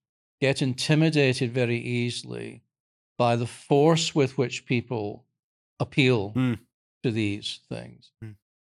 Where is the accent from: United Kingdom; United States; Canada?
United Kingdom; but I'm from Britain